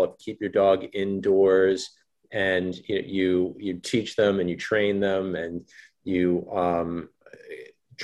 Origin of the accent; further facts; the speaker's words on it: Fort Lee, New Jersey, United States; I'm a New Jersey boy